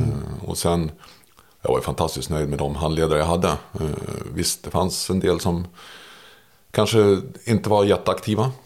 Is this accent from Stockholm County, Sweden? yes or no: yes; Märsta, Stockholm County, Sweden; jag växte upp i Märsta